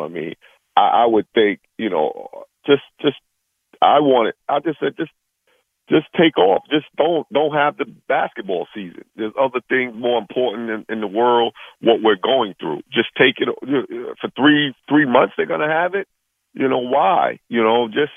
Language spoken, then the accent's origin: English; New York, United States; I'm from New York. I'm like a New York guy